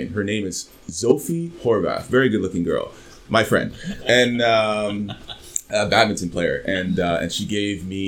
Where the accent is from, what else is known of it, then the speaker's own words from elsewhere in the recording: Canada; I, as a Canadian